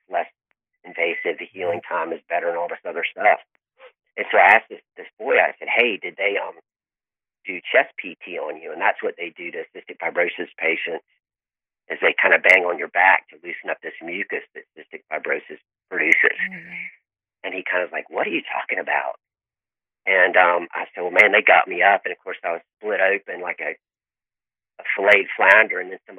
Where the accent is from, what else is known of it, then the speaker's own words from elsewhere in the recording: Tallahassee, Florida, United States; born there; I was born in Tallahassee, which is probably an hour or so away.